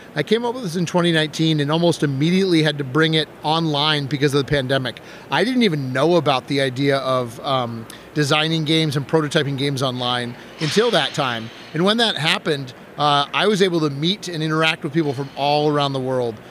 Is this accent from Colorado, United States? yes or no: no; Wisconsin, United States; I'm from Wisconsin